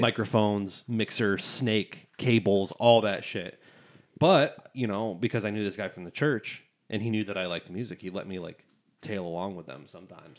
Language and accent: English; Barry County, Michigan, United States; I'm from Barry County